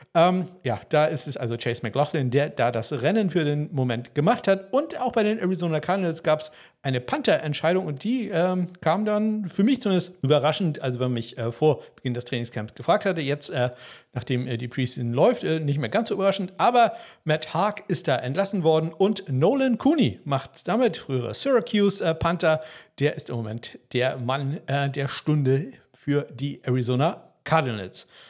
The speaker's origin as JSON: {"language": "German", "area": "places near Kiel", "region": "Schleswig-Holstein", "country": "Germany", "tie": "born or raised there", "said": "Ortschaften hier in der Nähe, inklusive den Orten quasi, wo ich aufgewachsen bin"}